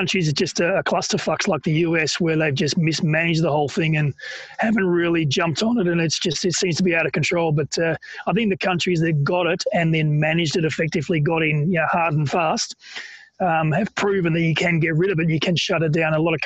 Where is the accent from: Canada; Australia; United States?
Australia; I'm an Aussie